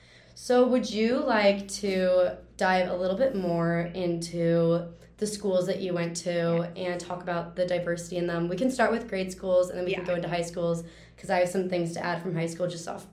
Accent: St. Louis, Missouri, United States; we are both from St. Louis. And St. Louis is a prominently Black city, actually, but the whole population is segregated.

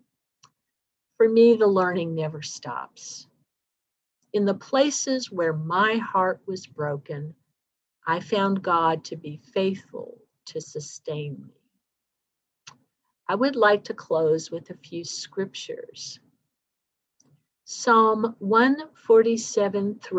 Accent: Dayton, Ohio, United States; moved away as an adult; back in Dayton, my hometown.

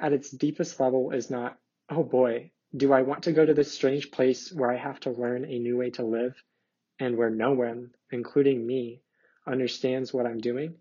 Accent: Dayton, Ohio, United States; I am a senior from Dayton, Ohio, majoring in mathematics

